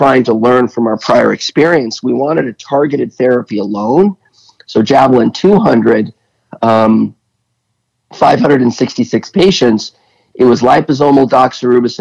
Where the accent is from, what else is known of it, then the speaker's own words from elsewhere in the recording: United States; I'm American